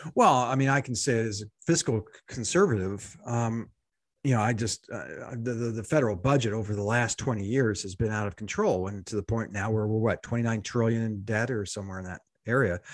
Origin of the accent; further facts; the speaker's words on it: United States; I'm an American, not so publicly educated